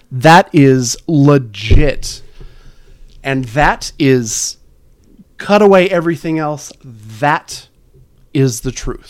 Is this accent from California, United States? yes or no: yes; California, United States; we grew up in California